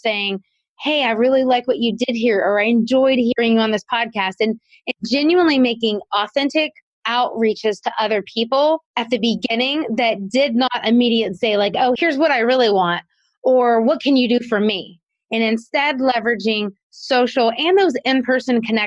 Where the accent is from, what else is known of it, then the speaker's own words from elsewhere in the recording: South Carolina, United States; moved away as an adult; also born or lived in Kentucky; we moved to my hometown of South Carolina